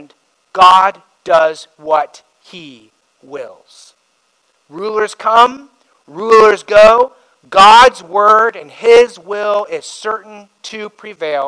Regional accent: Indiana, United States; now in Simi Valley, United States; I grew up in Indiana

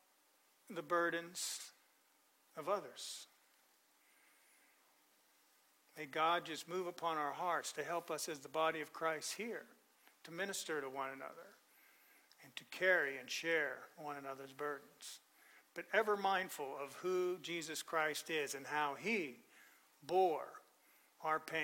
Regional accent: Pennsylvania, United States; now in Florida, United States; I grew up in Pennsylvania

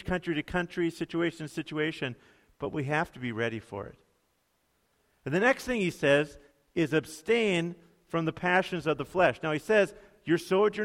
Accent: United States

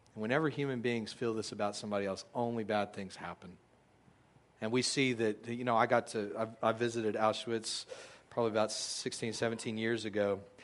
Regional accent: United States; we as American Christians

